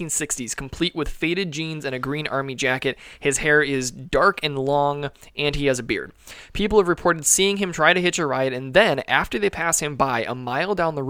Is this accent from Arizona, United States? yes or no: no; California, United States; We're actually from California.